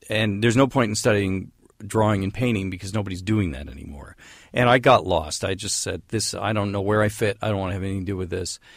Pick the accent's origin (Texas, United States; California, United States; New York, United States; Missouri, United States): California, United States; San Francisco; because I grew up in San Francisco and it was the '60s